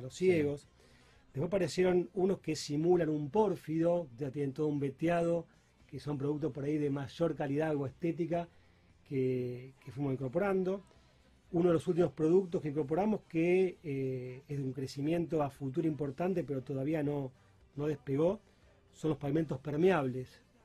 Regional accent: Rosario, Santa Fe, Argentina; moved away as an adult; also born or lived in Peru / Chile; he estado viviendo mucho tiempo fuera de Rosario, incluso fuera del país

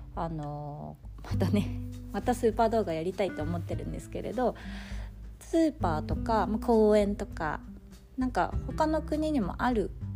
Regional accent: Fukui, Japan; moved away as an adult; now in Sweden; 日本でも福井県っていうところ出身なんですけど

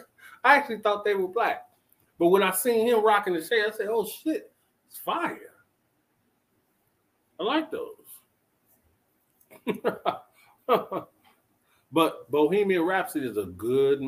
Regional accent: Chicago, Illinois, United States; now in Atlanta, United States; I'm from Chicago.

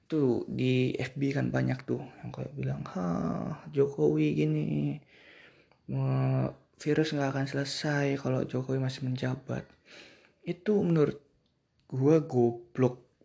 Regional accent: Bali, Indonesia; gue juga dari Bali

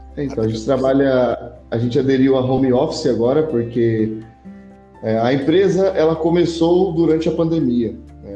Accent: Hortolândia, São Paulo, Brazil; now in Monte Mor, Brazil; moro em Montemor, mas eu sou de Hortolândia

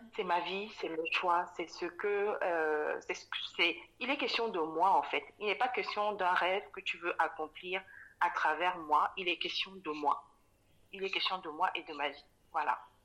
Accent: Cameroon; moved away as an adult; also born or lived in Dakar, Senegal; je suis née euh, et j'ai grandi au Cameroun. J'ai quitté le Cameroun après mon bac à, 19 ans

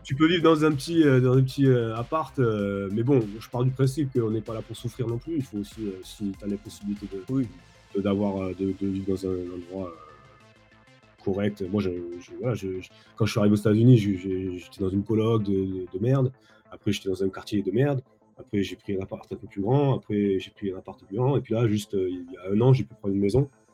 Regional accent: France; moved away as an adult; now in Los Angeles, United States; en tant que Français

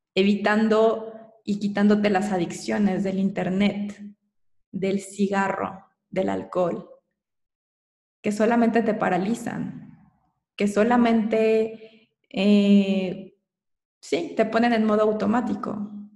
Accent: Mexico; also born or lived in Querétaro / Mexico City; soy mexicana

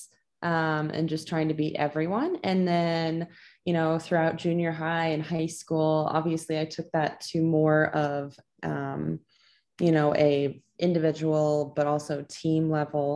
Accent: Clear Lake, Iowa, United States; moved away as an adult; now in Minneapolis, United States; I grew up in Clear Lake, Iowa. Which is northern Iowa, about 20 to 30 minutes south of the Minnesota border

